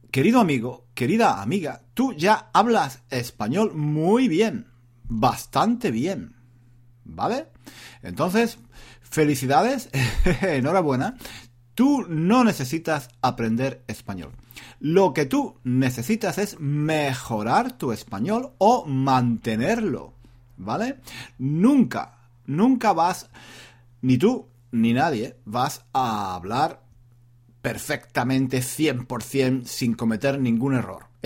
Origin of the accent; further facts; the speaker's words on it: South, Spain; now in London, United Kingdom; él es del norte. Yo soy, yo soy del sur. No sé, no sé si eh, tenemos un acento muy diferente. Yo creo que no, yo creo que no, porque los dos, los dos, … y yo, llevamos muchos años viviendo fuera de España.